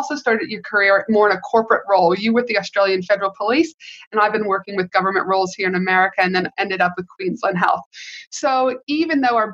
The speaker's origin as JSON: {"language": "English", "country": "Canada", "moved": "yes", "lives_now": "United States", "said": "I am from Canada, though, not the US, but I have lived in the US for many, many years"}